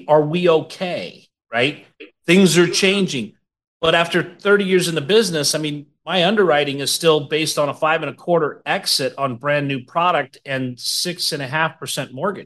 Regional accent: Boise, Idaho, United States; When I grew up in Boise

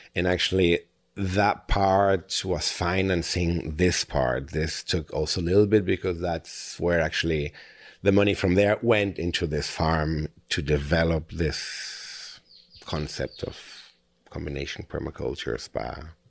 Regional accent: Spain; also born or lived in Germany; now in Costa Rica; I'm German. I grew up in Spain, and now the last sixteen years I live in Costa Rica

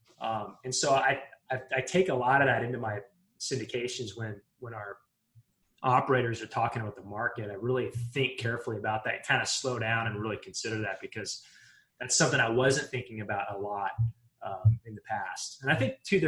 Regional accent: Western Montana, United States; moved away; I grew up in Montana, in Western Montana

